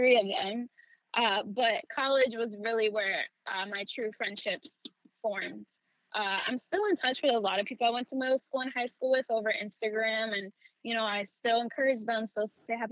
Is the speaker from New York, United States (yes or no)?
yes; New York City, New York, United States; I was born and raised in the Bronx. I was there from when I was born until I was 17